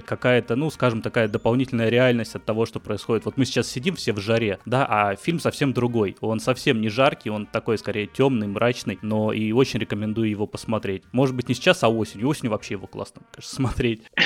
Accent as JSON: {"language": "Russian", "town": "Batumi", "region": "Adjara", "country": "Georgia", "moved": "yes", "said": "Я сам из Батуми, грузинский город небольшой"}